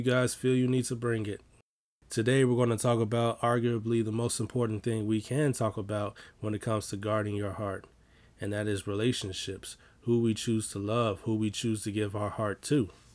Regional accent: Chicago, Illinois, United States; I'm from Chicago

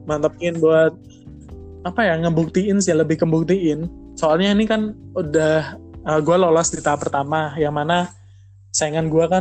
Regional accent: Jember, East Java, Indonesia; sedangkan gue kan dari Jember kalau mau ke Jember Surabaya itu kan butuh biaya gitu loh

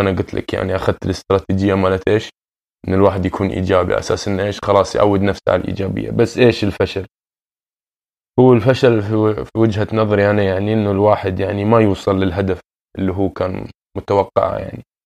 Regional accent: Doha, Qatar; moved away as an adult; also born or lived in Sudan (ancestry); now in Toronto, Canada; سوداني الاصل من مواليد آه، نعم. مدينة الدوحة

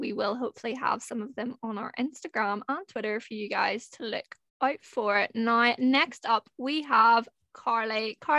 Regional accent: Northern Ireland, United Kingdom; I am 22 and I am from Northern Ireland.

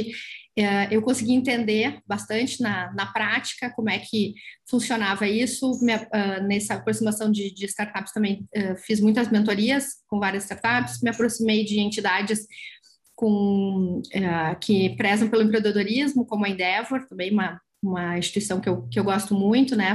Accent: São Jerônimo, Rio Grande do Sul, Brazil; eu sou de, de São Jerônimo, na época morava lá ainda.

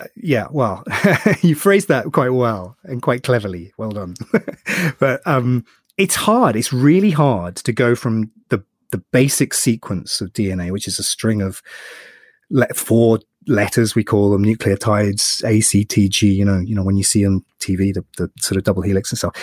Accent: United Kingdom; I'm British

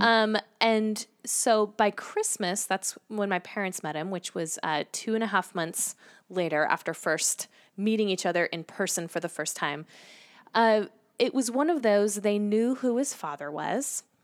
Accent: Salem, Oregon, United States; I grew up in the Pacific Northwest

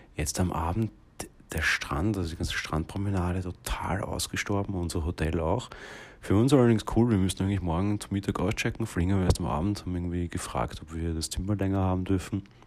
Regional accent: Vienna, Austria; Wir kommen ja aus Wien

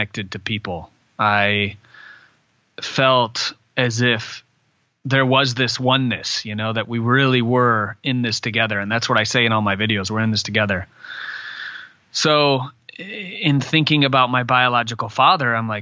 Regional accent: Michigan, United States; growing up in Michigan and living in a really small town

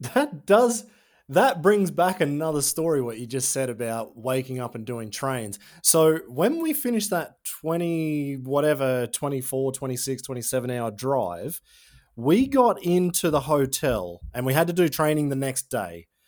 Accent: Tyro, north of Brisbane, Queensland, Australia; now in Germany; I'm from Tyro. It's about two hours north of Brisbane

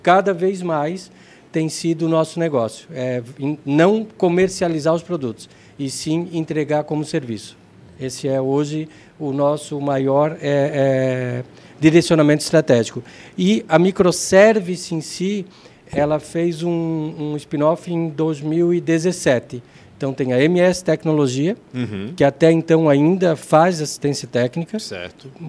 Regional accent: Brazil; eu nasci no Zendron.

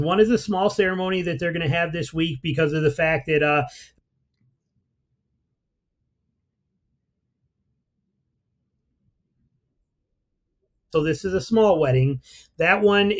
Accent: Michigan, United States; moved away as an adult; now in Georgia, United States; in Michigan, I grew up, born and raised in Michigan, loved Michigan hunting

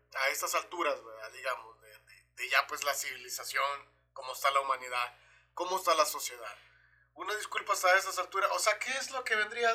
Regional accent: El Salvador; moved away; yo como salvadoreño

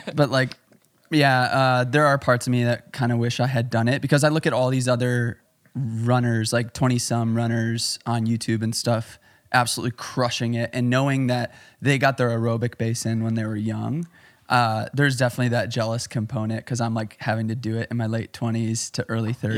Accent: Chicago, Illinois, United States; I'm from Chicago

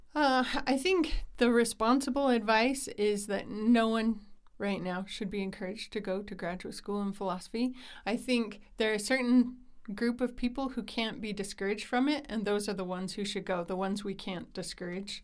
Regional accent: Utah, United States; I grew up here in Utah. I've lived here most of my life

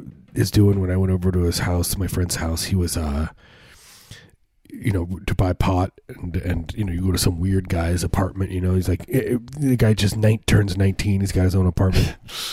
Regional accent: suburbs of Chicago, Illinois, United States; moved away; I grew up in the Midwest. I grew up, you know, suburbs of Chicago

